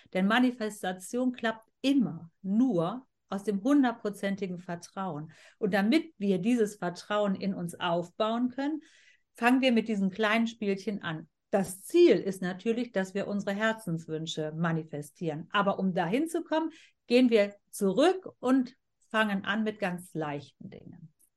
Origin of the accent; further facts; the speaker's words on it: Germany; ich bin hier in Deutschland geboren und aufgewachsen und wir haben hier immer gelebt